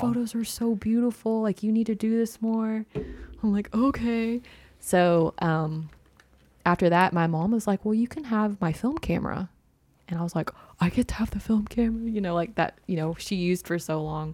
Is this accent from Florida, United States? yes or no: no; Prairie Grove, Arkansas, United States; I grew up in Prairie Grove, Arkansas.